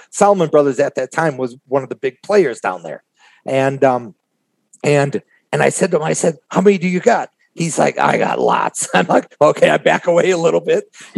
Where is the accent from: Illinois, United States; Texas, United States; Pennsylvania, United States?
Illinois, United States; Chicago; I'm from Chicago